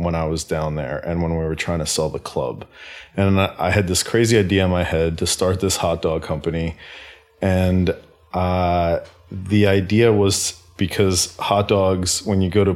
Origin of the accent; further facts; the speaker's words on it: Center Moriches, New York, United States; moved away as an adult; also born or lived in Queens, New York / Atlanta, Georgia; I grew up in a little town on the east end of Long Island called Center Moriches